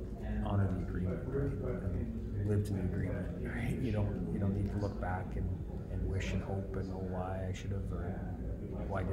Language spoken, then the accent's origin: English; Canada; I am a tremendously proud Canadian